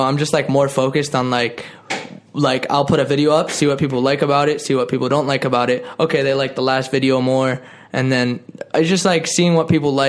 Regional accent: Boston, Massachusetts, United States; We're both from Boston.

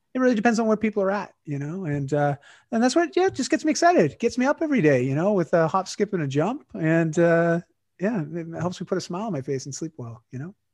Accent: Canada; I'm Canadian now.

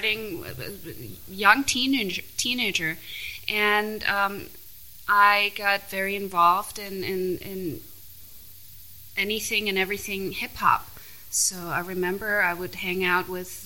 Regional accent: Vienna, Austria; also born or lived in Salzburg; Born in Salzburg, grew up in Vienna, would visit my Mexican family on a regular basis

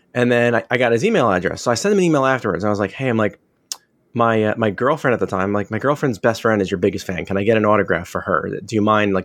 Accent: Springfield, New Jersey, United States; I grew up in Springfield

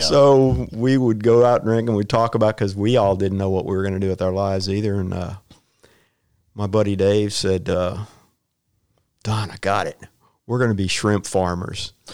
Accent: Houston, Texas, United States; also born or lived in Saint Ann, Missouri; I grew up in Southwest Houston in Westbury

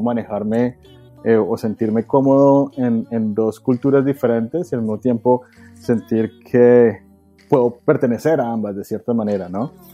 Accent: Bogotá, Colombia; moved away as an adult; now in United States; yo soy colombiano, o hubiera dicho, no, yo soy bogotano

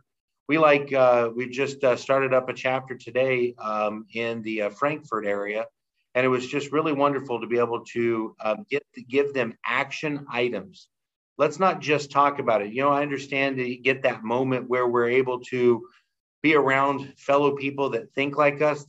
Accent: West Central Indiana, United States; I was born and raised in West Central Indiana, just about an hour west of Indianapolis

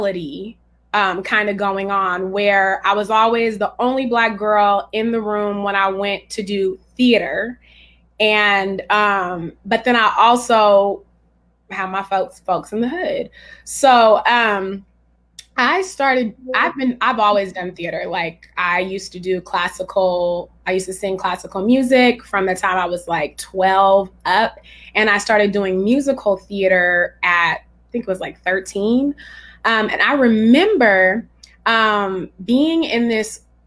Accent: Richmond, California, United States; also born or lived in Pinole; I'm from Richmond, California, which is the San Francisco Bay Area

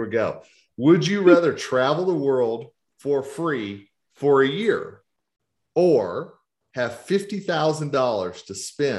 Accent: the South, United States; So Rhonda, since you are the lady, and I am from the South, ladies first.

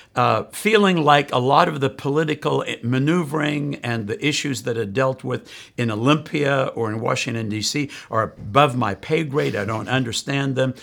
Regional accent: South Africa; moved away; I grew up in South Africa

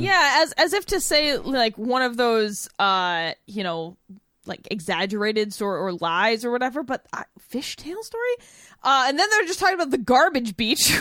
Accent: New Bedford, Massachusetts, United States; moved away; my hometown is New Bedford, Massachusetts

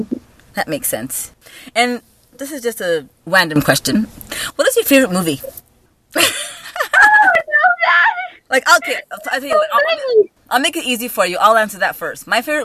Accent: Hamilton, Ontario, Canada; I'm actually from in Hamilton, so I'm closer to Toronto.

